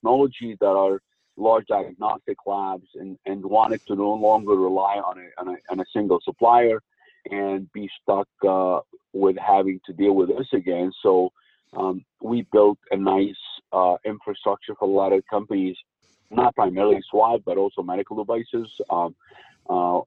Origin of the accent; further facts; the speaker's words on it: United States; I don't speak German. I'm an American national